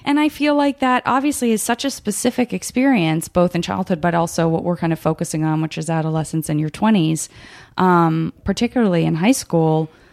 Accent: Arizona, United States; I'm from Arizona.

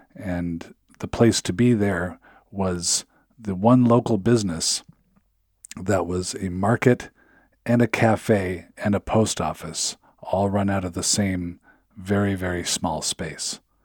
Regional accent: Seattle, Washington, United States; moved away; also born or lived in Upper Midwest; I'm originally from Seattle

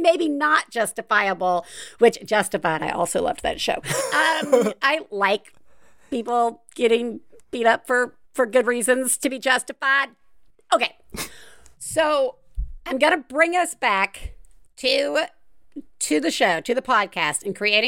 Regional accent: Deep South, United States; I grew up in the Deep South

